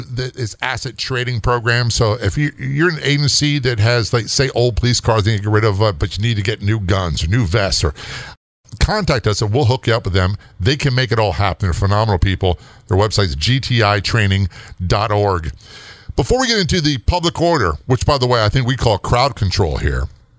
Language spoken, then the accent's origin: English; United States; being an American